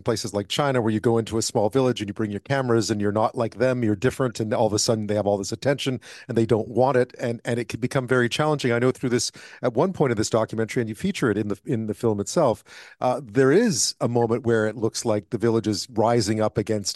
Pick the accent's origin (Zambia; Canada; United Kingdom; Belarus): Canada; as a Canadian